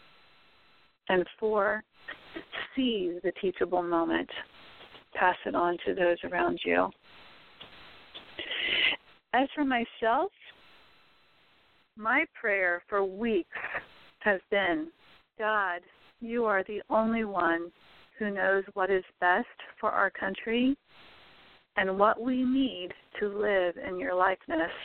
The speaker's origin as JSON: {"language": "English", "country": "United States", "said": "We are all citizens of this great country. We are American neighbors"}